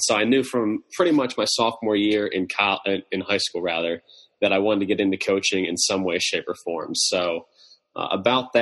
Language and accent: English; Harrisburg, Pennsylvania, United States; I grew up in Pennsylvania, lived my entire life in Harrisburg, PA